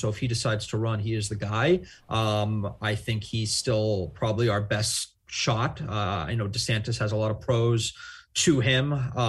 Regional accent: New York City, New York, United States; Look, I'm originally from New York. I'm from Queens. I live in the city.

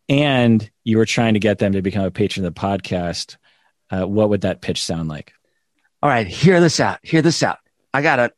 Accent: United States; even though I'm Japanese American, I feel like they are of my people

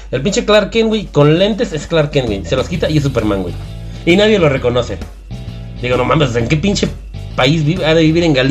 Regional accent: Mexico; pues somos mexicanos, güey

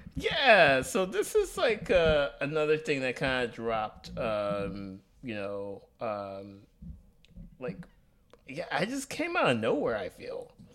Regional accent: Tuskegee, Alabama, United States; moved away; my hometown, uh, in Alabama, Tuskegee, Alabama

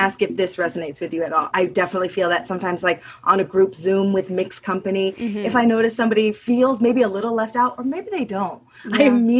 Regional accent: Champaign, Illinois, United States; I'm from Champaign, Illinois.

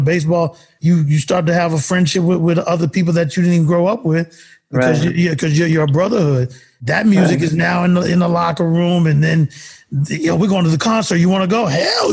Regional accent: Texas, United States; I come from the Texas aspect of going to the mall. Like in high school, it's going to the mall

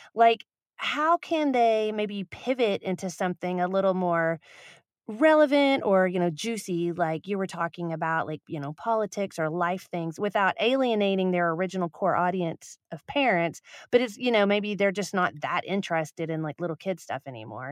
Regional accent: Dallas, Texas, United States; now in Austin, United States; I live in Austin, but I'm from Dallas

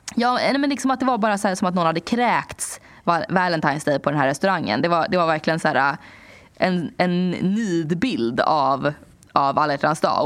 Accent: Sweden; moved away as an adult; also born or lived in New York; jag hade varit hemma i Sverige ett tag

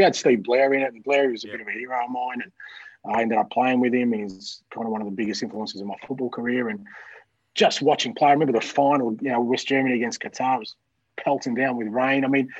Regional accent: Melbourne, Victoria, Australia; also born or lived in Greece; growing up in Melbourne

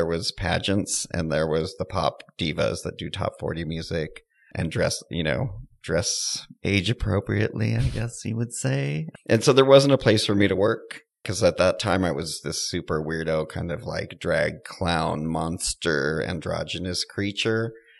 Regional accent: San Jose, California, United States; also born or lived in San Francisco; Well, I was born in San Francisco. I got carted to San Jose at a young age where I spent my early years and even my high school years.

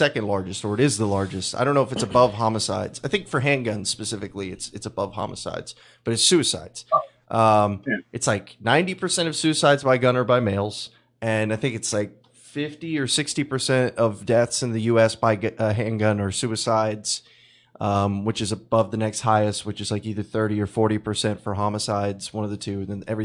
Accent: Texas, United States; I'm from Texas

